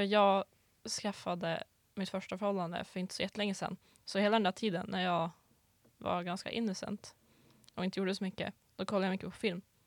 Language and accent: Swedish; Gullmark, Västerbotten County, Sweden; kommer från eh, en liten by utanför den lilla byn Bygdeå mm. som är utanför staden Umeå. Eh, och min by då heter Gullmark